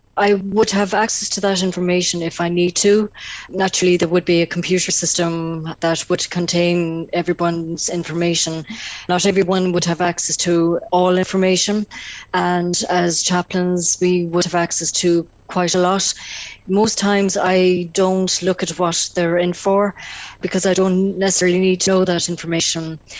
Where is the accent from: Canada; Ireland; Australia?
Ireland; North Tipperary, Munster; I myself am from the Diocese of Killaloe. I come from North Tipperary